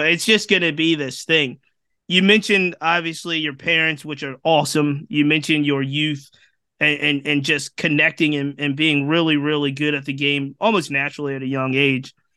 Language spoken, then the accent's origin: English; Virginia, United States; I, I, live and I'm from Virginia